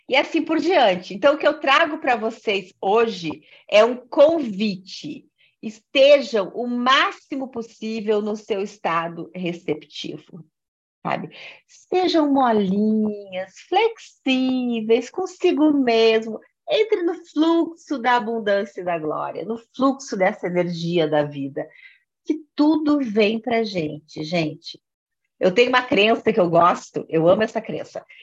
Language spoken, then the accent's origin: Portuguese; Rio Grande do Sul, Brazil; now in Brasília, Brazil; é, eu não falei, eu sou gaúcha, até por isso que eu estou tomando um matezinho aqui